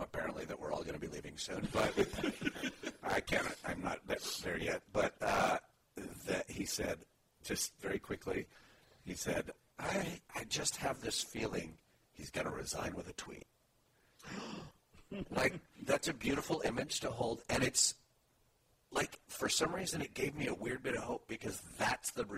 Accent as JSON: {"language": "English", "town": "Los Alamos", "region": "New Mexico", "country": "United States", "tie": "born or raised there", "moved": "as an adult", "lives_now": "Oakland, United States", "said": "almost immediately moved back to where my parents were from, which was Los Alamos, New Mexico"}